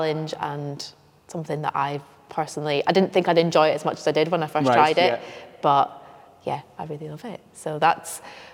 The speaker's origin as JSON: {"language": "English", "region": "Scotland", "country": "United Kingdom", "moved": "yes", "lives_now": "North East England, United Kingdom", "said": "I'm from Scotland. Yeah. Living in the northeast now"}